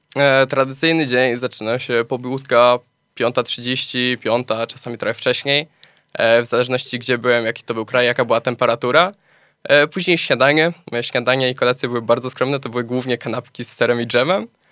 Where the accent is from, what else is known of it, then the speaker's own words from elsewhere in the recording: Gliwice, Silesian Voivodeship, Poland; urodziłem się na Śląsku, mieszkam na Śląsku